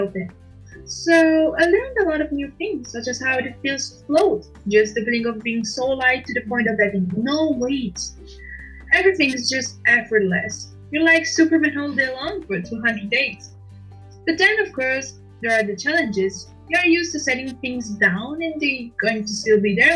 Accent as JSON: {"language": "English", "town": "Milan", "region": "Lombardy", "country": "Italy", "tie": "born or raised there", "second_language": "English", "said": "I was born in Milan, in Italy, and I am 42 years old"}